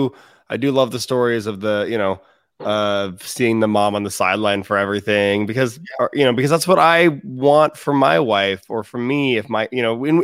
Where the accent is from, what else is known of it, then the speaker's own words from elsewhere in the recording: Seattle, Washington, United States; moved away; I'm from Seattle originally.